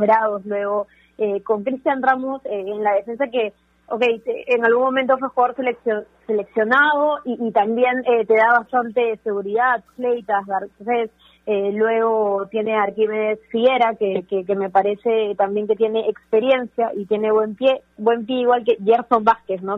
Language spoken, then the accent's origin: Spanish; northern Peru, Peru; también soy norteña